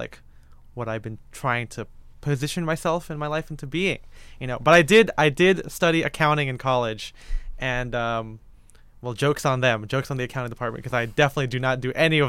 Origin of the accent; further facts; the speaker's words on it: Philippines; Being a Filipino person, even my Chinese side of my family was born in the Philippines. So I consider myself culturally Filipino.